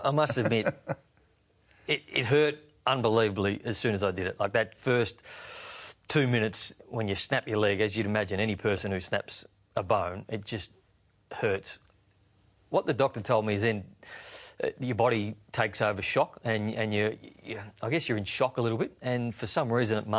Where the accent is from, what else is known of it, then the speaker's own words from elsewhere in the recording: Bendigo, Victoria, Australia; I was a kid from Bendigo who his mum had done everything for him